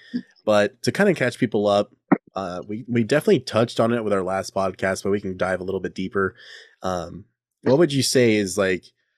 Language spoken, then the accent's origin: English; California, United States; I'm a Californian